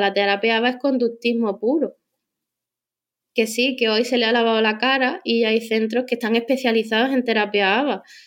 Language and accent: Spanish; Cádiz, Andalusia, Spain; moved away as an adult; now in Madrid, Spain; yo soy de Cádiz